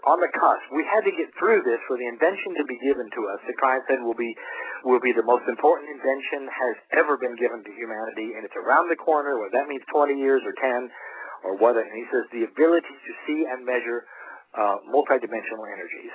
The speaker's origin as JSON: {"language": "English", "country": "United States", "said": "as American"}